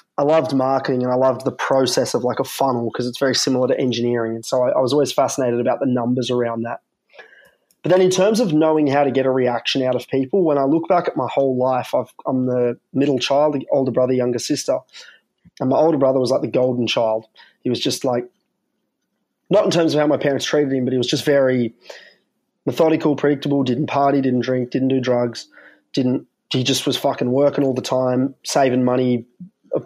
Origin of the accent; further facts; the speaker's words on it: Canberra, Australian Capital Territory, Australia; moved away as an adult; also born or lived in Melbourne / Sydney; I grew up in Canberra